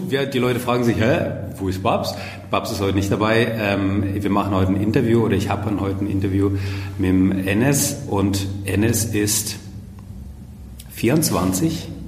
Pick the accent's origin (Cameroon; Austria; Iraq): Iraq; Baghdad, Baghdad Governorate; born there; Nein, ich bin in Bagdad geboren.